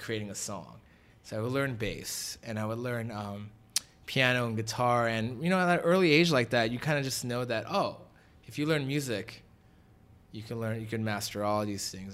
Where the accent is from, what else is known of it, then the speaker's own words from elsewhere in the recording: Los Angeles, California, United States; from the valley, uh, was definitely raised there at Granada Hills High School